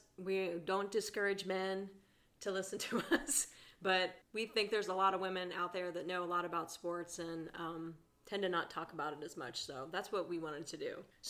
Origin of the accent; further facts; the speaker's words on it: Columbus, Ohio, United States; And I am from Columbus, Ohio.